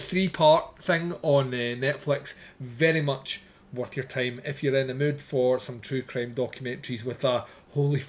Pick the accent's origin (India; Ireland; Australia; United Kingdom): United Kingdom; I'm British